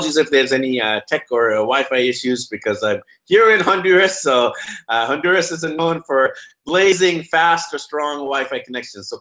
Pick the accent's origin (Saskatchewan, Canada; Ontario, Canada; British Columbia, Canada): British Columbia, Canada; Vancouver; I'm actually from Vancouver, BC, Canada, and we're known for not having the best winters either